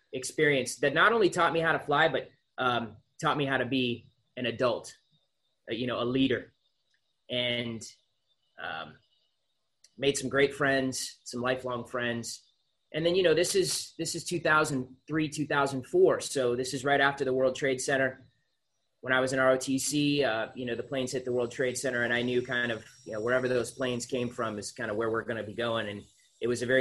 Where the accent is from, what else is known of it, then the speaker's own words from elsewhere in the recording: Concord, Massachusetts, United States; I grew up in Massachusetts. I was born in the Concord area right outside of Boston